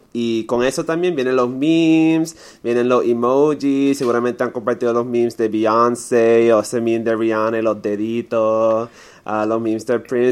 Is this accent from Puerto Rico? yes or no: yes; Puerto Rico; como puertorriqueños